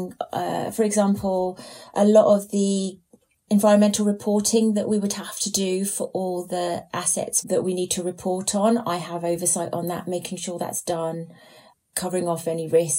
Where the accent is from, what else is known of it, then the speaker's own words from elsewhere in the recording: Norfolk, East of England, United Kingdom; moved away as an adult; also born or lived in London; My family's from Norfolk. I grew up in Norfolk